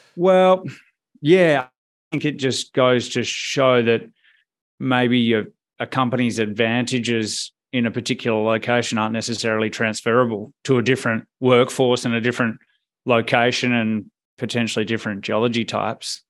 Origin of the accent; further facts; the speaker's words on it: Perth, Western Australia, Australia; moved away as an adult; I am from Perth originally, Um, grew up there, went to uni there